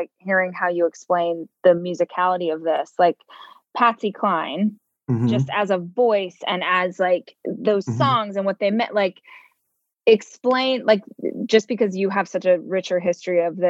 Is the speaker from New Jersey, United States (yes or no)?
no; Bakersfield, California, United States; I'm from Bakersfield